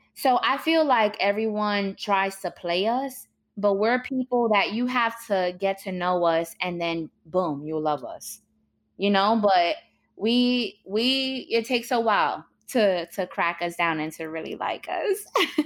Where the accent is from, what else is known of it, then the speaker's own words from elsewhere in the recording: New York City, New York, United States; my childhood growing up in New York was definitely rough and traumatic